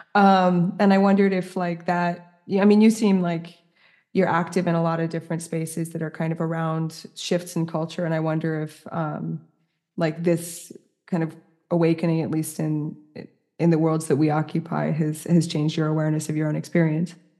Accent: New York City, New York, United States; moved away as an adult; also born or lived in Paris; as a New Yorker who's now living in the, like, the middle of the countryside

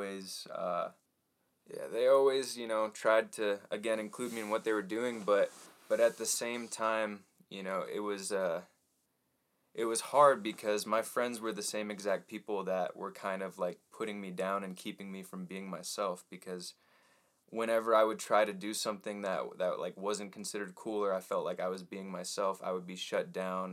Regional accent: Texas, United States; also born or lived in Portland, Oregon; I moved down to Texas

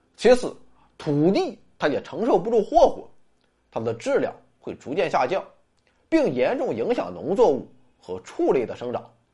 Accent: China; 我们中国人

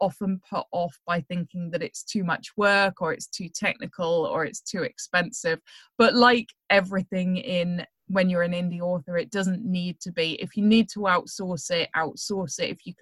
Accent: United Kingdom; being British

